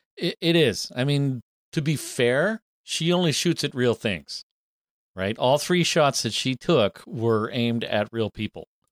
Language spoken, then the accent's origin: English; Canada; we're English speakers from Canada